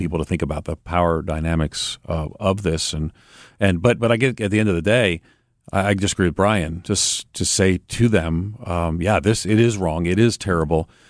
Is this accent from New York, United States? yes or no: yes; New York, United States; moved away; also born or lived in Chicago; I grew up in New York and I lived in Chicago